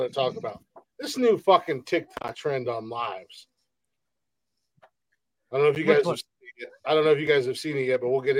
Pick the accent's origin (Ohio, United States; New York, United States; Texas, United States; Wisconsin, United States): Ohio, United States; I'm from Ohio